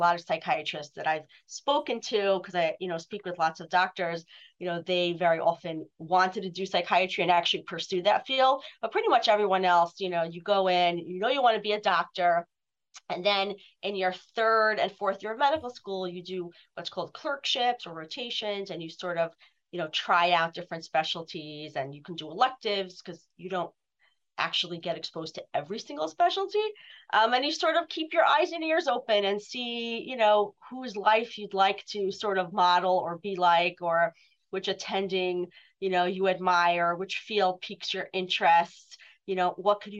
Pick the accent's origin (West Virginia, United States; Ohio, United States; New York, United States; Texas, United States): New York, United States; New York City; both my parents had offices in the home where I grew up in Brooklyn.